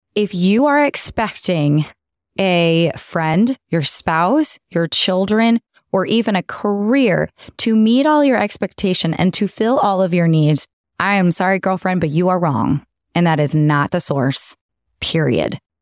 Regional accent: Texas, United States; moved away; born and raised in Texas. I thought I was gonna raise my girls in Texas

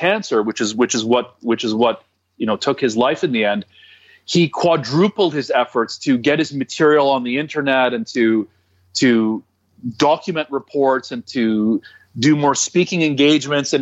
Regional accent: Toronto, Ontario, Canada; I'm from Toronto

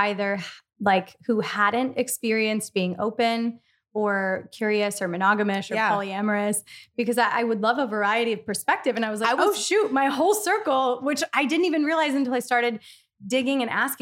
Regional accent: Philadelphia, Pennsylvania, United States; I'm from Philadelphia and I, you know, was born and raised in this city and then moved to the country for a little bit.

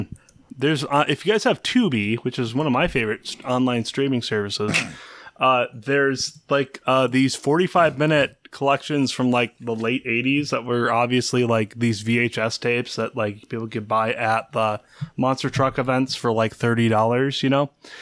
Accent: DeWitt, Michigan, United States; Yeah, I've been there because I grew up in DeWitt, which is just north of Lansing.

